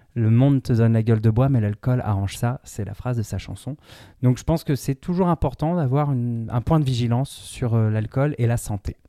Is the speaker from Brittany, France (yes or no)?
yes; Brittany, France; moi, je suis breton